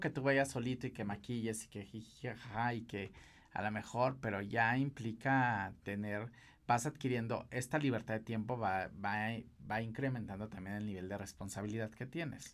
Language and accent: Spanish; Mexico; los mejores maquilladores eh, somos los mexicanos